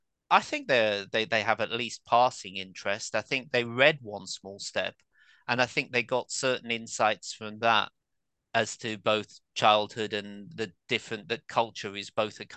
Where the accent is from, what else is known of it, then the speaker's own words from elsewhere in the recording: Birmingham, West Midlands, United Kingdom; accent: Birmingham; also born or lived in Ireland; now in Canterbury, United Kingdom; So up until the age of 4 or 5, I had a broad Irish accent. Then it became a broad Birmingham accent. But I've lived outside of Birmingham since 1987. I've been in Canterbury for 30 years.